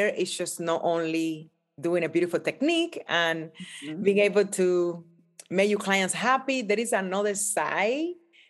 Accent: Cuba; now in United States; growing up in Cuba, coming to America

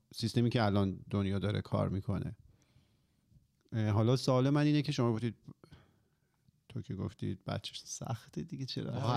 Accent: Iran; ماهایی که حالا توی جمهوری اسلامی به دنیا اومدیم و بزرگ شدیم

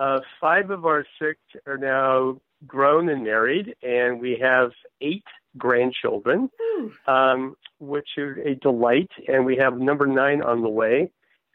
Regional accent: Eureka, California, United States; now in Santa Monica, United States; I grew up in a little town in Northern California called Eureka, California, and found my kind of tumble down the state of California, went to a college called Davis, UC Davis.

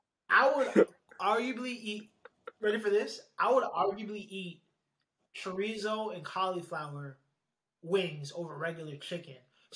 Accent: Eatontown, New Jersey, United States; moved away as an adult; now in Midwest, United States; I'm originally from a place called Eatontown, New Jersey.

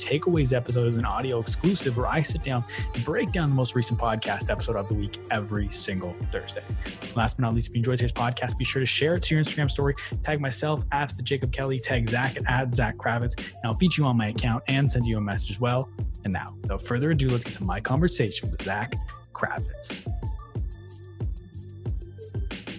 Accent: Ottawa, Ontario, Canada; also born or lived in Portage la Prairie, Manitoba, Canada; So I'm based in Ottawa, Ontario, Canada right now. Okay. And so I lived there

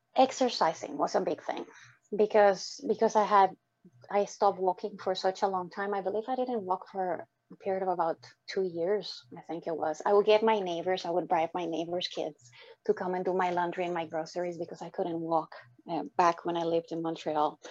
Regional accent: Dominican Republic; moved away; my upbringing growing up in the Dominican Republic with dysfunctional parents

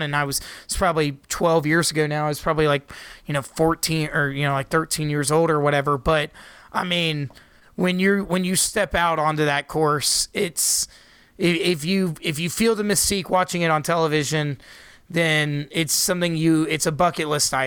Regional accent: Jacksonville, Florida, United States; my hometown of Jacksonville, Florida

